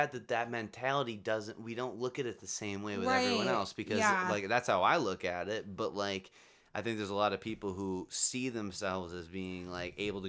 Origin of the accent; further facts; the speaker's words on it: United States; As an American